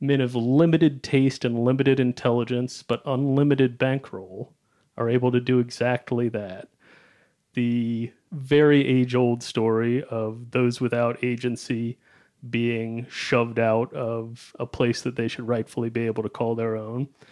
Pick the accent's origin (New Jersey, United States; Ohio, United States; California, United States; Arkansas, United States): Ohio, United States; Cincinnati; I hail from Cincinnati, Ohio